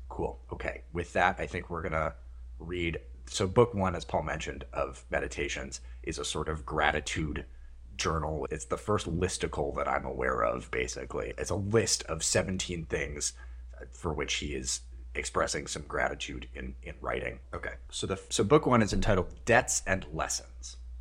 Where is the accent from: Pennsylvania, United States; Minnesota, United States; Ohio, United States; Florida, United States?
Minnesota, United States; I grew up in Minnesota with a sort of combination of Midwestern and, like, Victorian English kind of family values